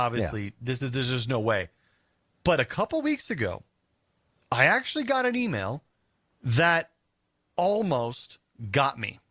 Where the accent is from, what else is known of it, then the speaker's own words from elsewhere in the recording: South Dakota, United States; now in Denver, United States; we're gonna go back to South Dakota, my home state.